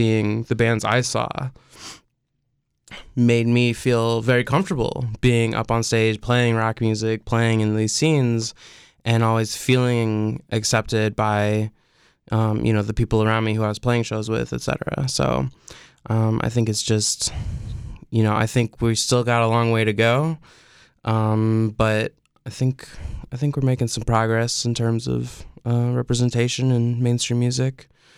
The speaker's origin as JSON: {"language": "English", "town": "Peoria", "region": "Illinois", "country": "United States", "tie": "born or raised there", "said": "I was lucky enough in the scene I grew up in Peoria, Illinois, we had a bunch of bands that were fronted by women or entirely made up of women."}